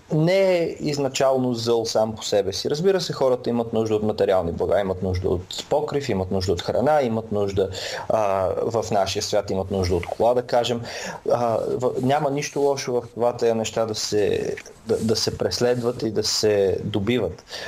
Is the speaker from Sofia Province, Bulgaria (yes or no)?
yes; Samokov, Sofia Province, Bulgaria; moved away as an adult; now in England; Аз съм от Самоков